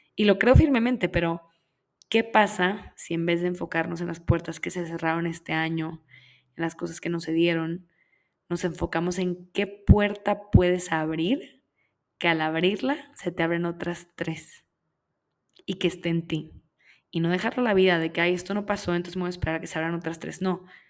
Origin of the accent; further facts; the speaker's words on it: Monterrey, Nuevo León, Mexico; Yo soy de Monterrey, yo soy de Monterrey, Nuevo León, en México. Y vengo de un lugar donde crecí